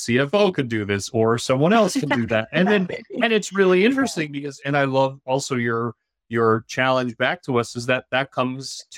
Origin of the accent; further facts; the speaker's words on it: Newfoundland and Labrador, Canada; moved away; being from Newfoundland originally